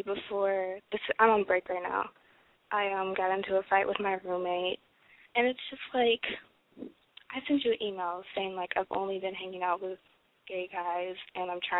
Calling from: Detroit, Michigan, United States; I'm 19, and I'm calling from Detroit

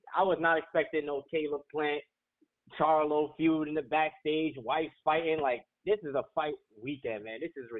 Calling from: Brooklyn, New York, United States; Yo, I'm actually calling from Brooklyn, New York.

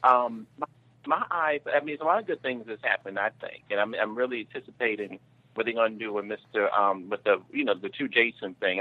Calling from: New York City, New York, United States; calling from Brooklyn.

